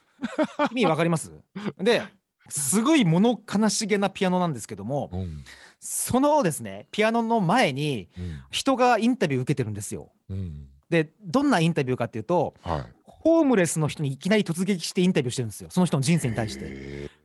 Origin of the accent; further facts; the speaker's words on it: Kyushu, Saga, Japan; 私はあの九州の佐賀県というところ出身なんですけれども